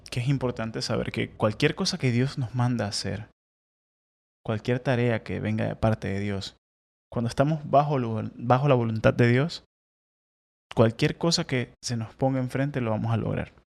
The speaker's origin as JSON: {"language": "Spanish", "country": "Venezuela", "moved": "as an adult", "lives_now": "United States", "said": "en Venezuela nunca tuve problemas para dormir, con toda la inseguridad, con todas las locuras."}